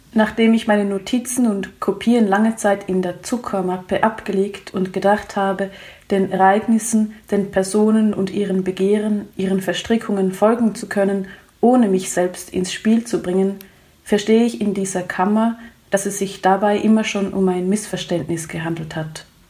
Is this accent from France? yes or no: no; Switzerland; ich als Schweizerin oder als Europäerin